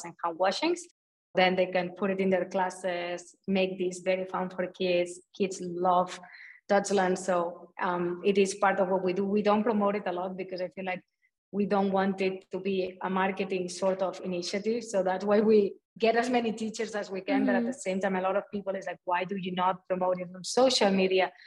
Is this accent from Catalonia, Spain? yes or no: yes; a small town in Barcelona, Catalonia, Spain; moved away; coming from like a small town in Barcelona